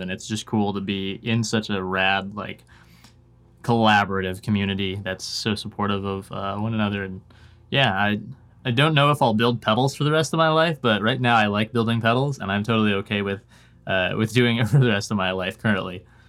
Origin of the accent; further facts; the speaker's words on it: Washington, United States; also born or lived in Oregon; now in Nashville, United States; a family moved up to Washington when I was, like, five or six. And, uh, spent most of my life in Washington State.